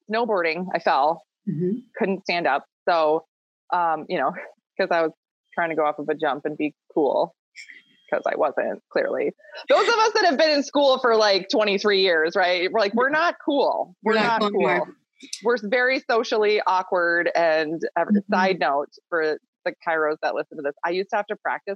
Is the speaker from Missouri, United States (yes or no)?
no; Minnesota, United States; also born or lived in Northern Michigan; I grew up in Minnesota. I actually grew up on a small goat farm